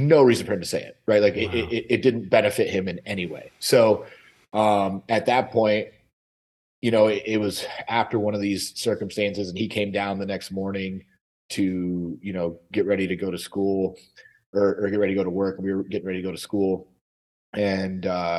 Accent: Michigan, United States; moved away; Michigan originally.

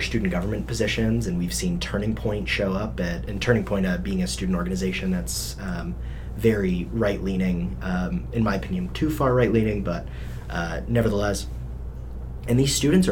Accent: Littleton, Colorado, United States; I grew up in Littleton, and so it's a very conservative part of the Denver metro area.

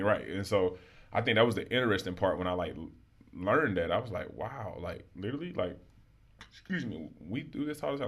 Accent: Alexander City, Alabama, United States; moved away as an adult; now in Baltimore, United States; as a young black male growing up in Alabama

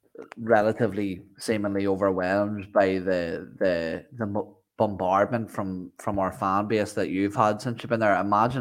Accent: Ireland; I'm Irish

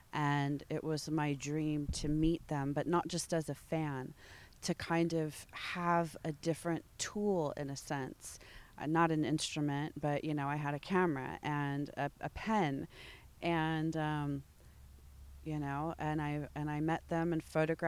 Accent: Michigan, United States; born there; I was born in Michigan, yes.

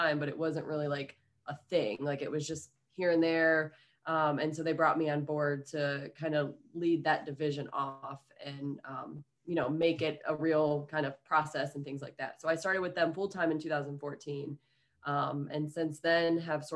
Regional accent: Ohio, United States; moved away; I'm originally from Ohio

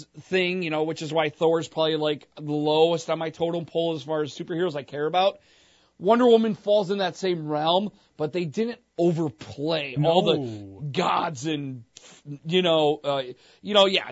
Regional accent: Joliet, Illinois, United States; when I grew up here in Joliet, all we had was the mall

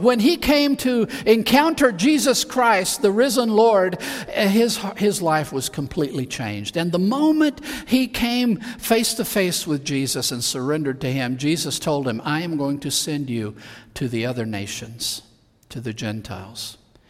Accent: Spain; My parents felt that God called them to go into the mission field, and they went to Spain, and I grew up in Spain.

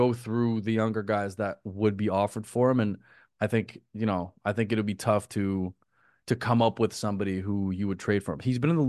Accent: Canada; I just think in terms of being a Canadian, RJ is more valuable for Toronto right now.

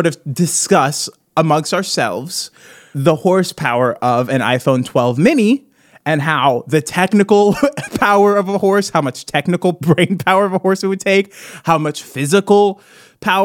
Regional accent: Midwest, United States; I'm from the Midwest.

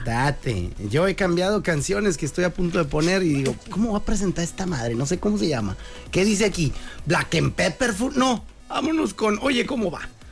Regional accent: Mexicali, Baja California, Mexico; mi ranchito querido, mi pueblito bicicletero hermoso

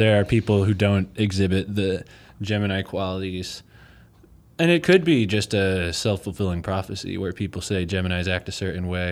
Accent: Chesapeake Bay area, Maryland, United States; now in Eugene, United States; I'm from the Chesapeake Bay area

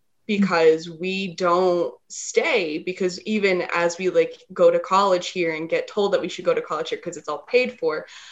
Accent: Laramie, Wyoming, United States; also born or lived in Cheyenne; Even though I've grown up here, I haven't really left here. I was born in Laramie. I lived in Cheyenne.

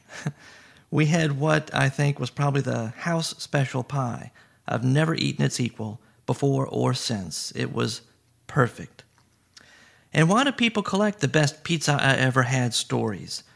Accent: Baton Rouge, Louisiana, United States; growing up in Baton Rouge

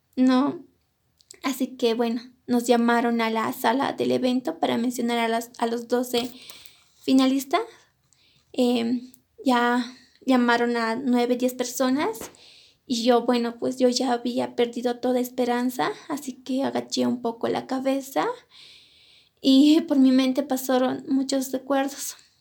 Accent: Colquiri, La Paz, Bolivia; also born or lived in Cochabamba, Bolivia; Yo nací en la ciudad de Cochabamba, pero crecí en la comunidad de mis padres, que se encuentra en el departamento de La Paz, en la provincia de Colquiri

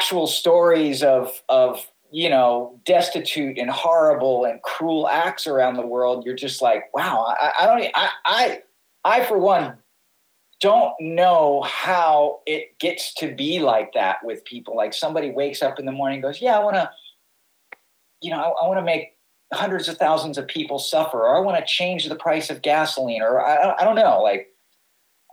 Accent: New York City, New York, United States; now in Hawaii, United States; growing up in New York City

